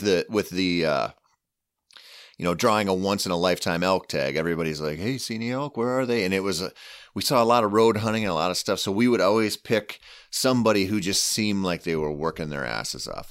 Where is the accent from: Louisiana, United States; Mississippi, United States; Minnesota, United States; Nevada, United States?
Minnesota, United States; southeastern; I grew up hunting southeastern Minnesota